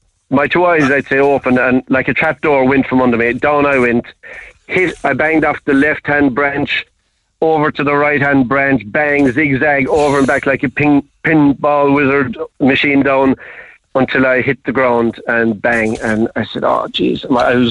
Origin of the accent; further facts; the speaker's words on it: Ireland; being the Irish